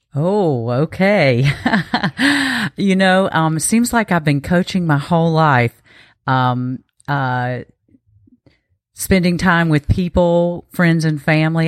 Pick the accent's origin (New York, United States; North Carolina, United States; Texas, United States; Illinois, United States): North Carolina, United States; eastern; also born or lived in West Coast; I am from North Carolina. I grew up in eastern North Carolina